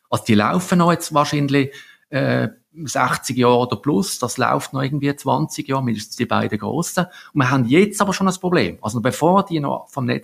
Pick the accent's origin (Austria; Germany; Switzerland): Switzerland; ich bin ja in der Region Basel aufgewachsen